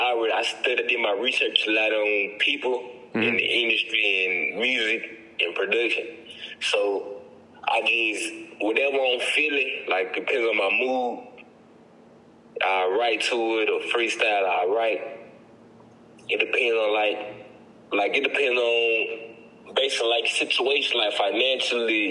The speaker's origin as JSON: {"language": "English", "town": "Forest", "region": "Mississippi", "country": "United States", "tie": "born or raised there", "said": "I'm from Falls, Mississippi."}